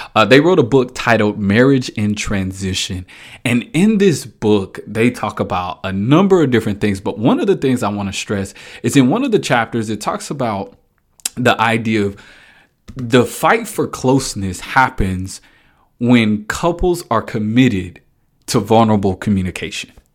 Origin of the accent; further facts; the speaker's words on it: Dallas, Texas, United States; moved away as an adult; now in Kansas City, United States; I moved from Dallas. Folk know I'm a Dallas guy. Moving from Dallas up to Kansas City uh, was a huge transition for me